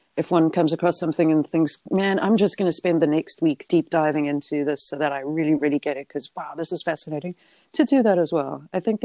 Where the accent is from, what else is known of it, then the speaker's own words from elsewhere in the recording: South Africa; I'm South African, English, New Zealand. You'd think that rugby would be my thing, but no.